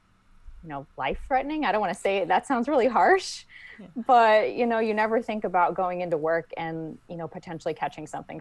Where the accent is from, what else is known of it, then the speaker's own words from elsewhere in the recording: St. Louis, Missouri, United States; I'm actually originally from St. Louis, Missouri, and that's where I also went to optometry school at the University of Missouri, St. Louis